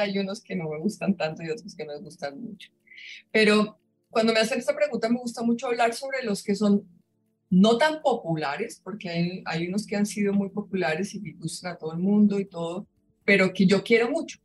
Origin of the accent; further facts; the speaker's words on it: Colombia; en mi país, en Colombia